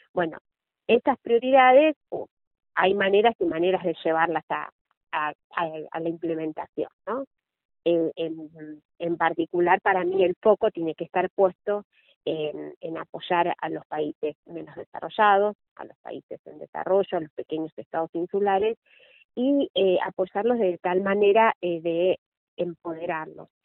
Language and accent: Spanish; Argentina; como argentina